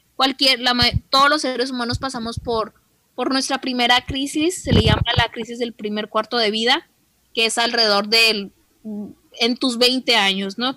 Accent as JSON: {"language": "Spanish", "country": "Mexico", "said": "en el caso de nosotros como mexicanos"}